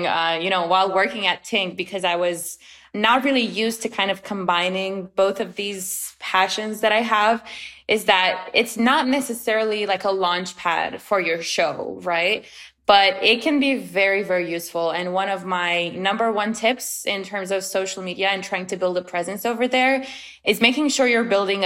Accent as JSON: {"language": "English", "country": "Romania", "also_born_or_lived": "China", "moved": "as an adult", "lives_now": "United States", "said": "I'm originally from Romania, but I've lived for 2 years in China and then I came to the States 5 years ago."}